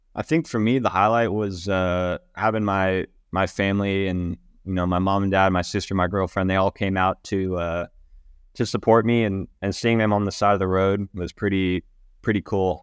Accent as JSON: {"language": "English", "country": "United States", "moved": "as an adult", "said": "as an American rider trying to come over and, and race in Europe"}